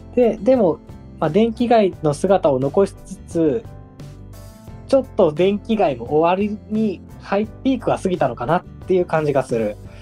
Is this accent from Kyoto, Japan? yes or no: yes; Kyoto, Japan; now in Nagoya, Japan; 京都出身なんですよ